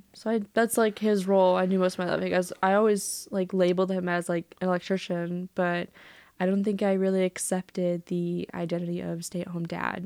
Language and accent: English; Otter Lake, Michigan, United States; I grew up in Michigan. Yeah. I grew up in farm country of Lapeer County.